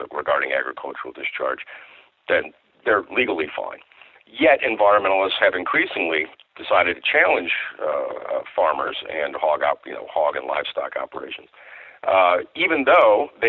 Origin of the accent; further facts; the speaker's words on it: Iowa, United States; I grew up in Iowa